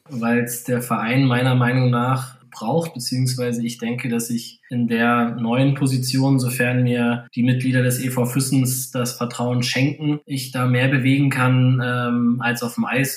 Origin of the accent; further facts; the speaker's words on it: Weißwasser, Saxony, Germany; now in Sonthofen, Germany; früher in Weißwasser, wo ich halt das Schlittschuhlaufen erlernt habe